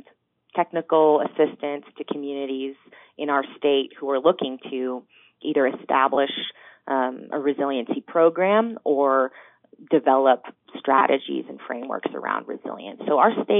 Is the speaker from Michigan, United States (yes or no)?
no; Colorado, United States; I grew up in Colorado